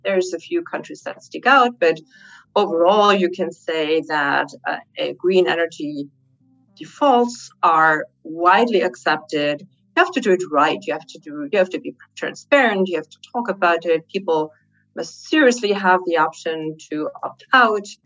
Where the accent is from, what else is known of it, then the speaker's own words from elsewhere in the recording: Germany; Germany is my home country